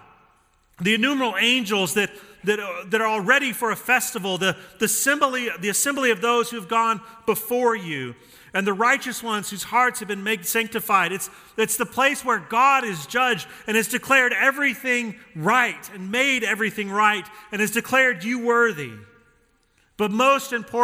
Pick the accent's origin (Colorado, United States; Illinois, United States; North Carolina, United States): Colorado, United States; Denver; I grew up in Denver and I grew up with my dad taking me to those games